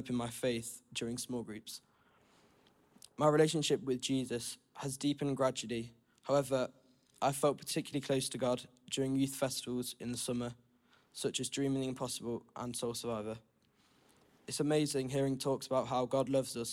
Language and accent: English; Nottingham, East Midlands, United Kingdom; I was born in Nottingham into a Christian family, and I've come to Trent Vineyard for all my life